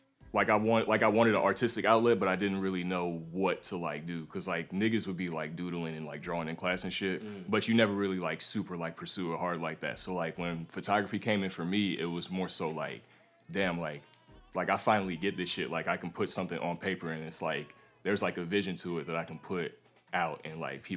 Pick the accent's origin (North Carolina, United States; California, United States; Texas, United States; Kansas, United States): North Carolina, United States; Charlotte; also born or lived in New York; So I was born in New York, but I moved around a lot as a kid, and last stop was Charlotte, North Carolina, and that's where I was from. That's where I claim.